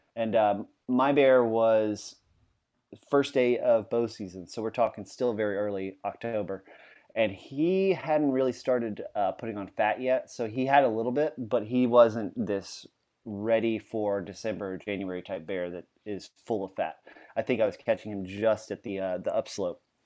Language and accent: English; Louisiana, United States; now in Virginia, United States; We're both from Louisiana